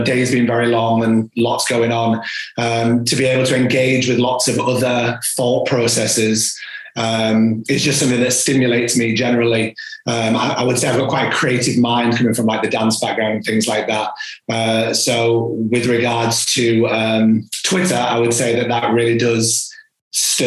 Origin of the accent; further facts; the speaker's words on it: York, Yorkshire and the Humber, United Kingdom; I am from York, North Yorkshire